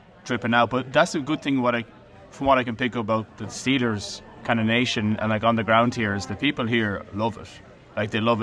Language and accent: English; Ireland; Irish people